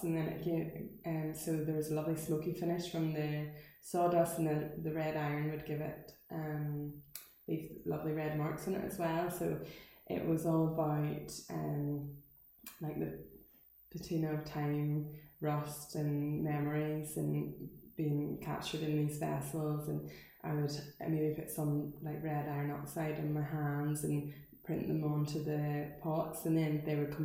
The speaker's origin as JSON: {"language": "English", "town": "Portstewart", "region": "Northern Ireland", "country": "United Kingdom", "said": "I'm from Portster as well, so I probably actually started like my artistic career as a young artist in Flowerfield"}